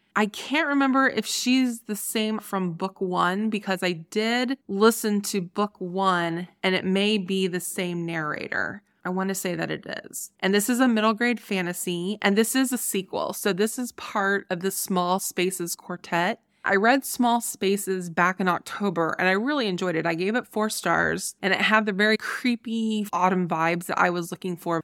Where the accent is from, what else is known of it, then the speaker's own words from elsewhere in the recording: Ohio, United States; moved away; also born or lived in Colorado; my home state of Ohio